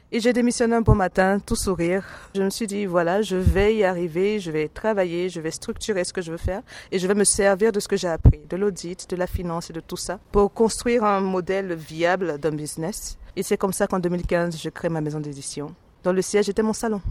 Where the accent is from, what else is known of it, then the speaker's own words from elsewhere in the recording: Côte d’Ivoire; je suis originaire de la Côte d'Ivoire